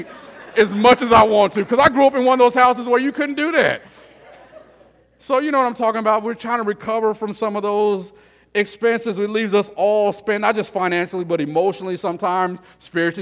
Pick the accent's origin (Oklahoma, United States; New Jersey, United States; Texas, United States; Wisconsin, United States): Texas, United States; El Paso; I grew up in El Paso, Texas, where it's 114 degrees.